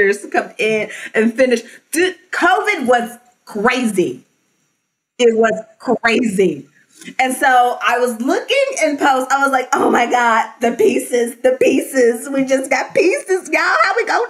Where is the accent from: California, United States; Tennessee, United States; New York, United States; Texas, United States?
Tennessee, United States; Memphis; Memphis, which is my hometown